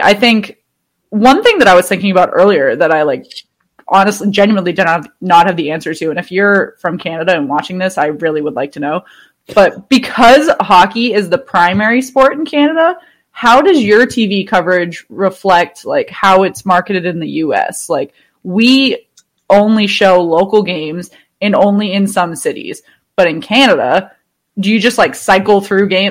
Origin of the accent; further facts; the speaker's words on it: Boston, Massachusetts, United States; I'm from Boston